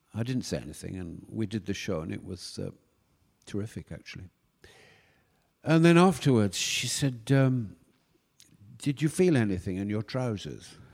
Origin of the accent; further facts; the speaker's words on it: York, Yorkshire and the Humber, United Kingdom; moved away; I went back to York, my hometown